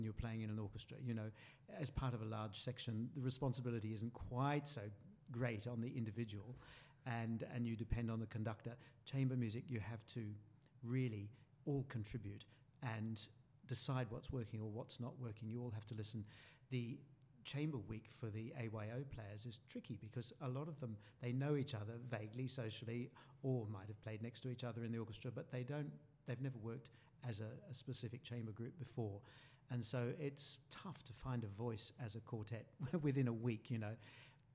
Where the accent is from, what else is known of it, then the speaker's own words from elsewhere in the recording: Brisbane, Queensland, Australia; Mum and Dad brought me to Australia when I was 5 months old and I grew up in Brisbane.